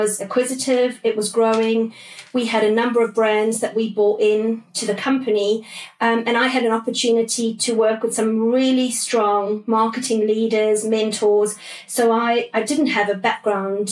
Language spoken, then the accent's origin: English; South Africa; moved away as an adult; also born or lived in London; now in United Kingdom; So when I first came over from South Africa, it was early 2000. I grew up in South Africa